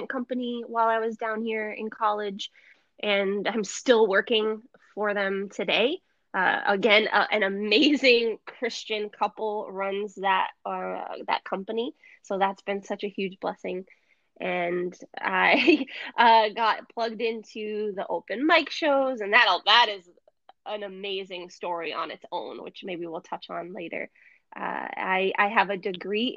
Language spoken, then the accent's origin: English; New Hampshire, United States; moved away as an adult; now in South Florida, United States; I was born and raised in New Hampshire